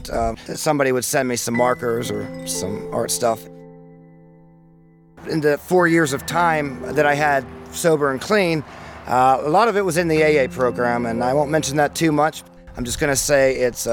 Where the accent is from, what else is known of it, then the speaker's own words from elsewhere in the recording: Beaver County, Pennsylvania, United States; I was born and raised in Beaver County, Eastville, 1987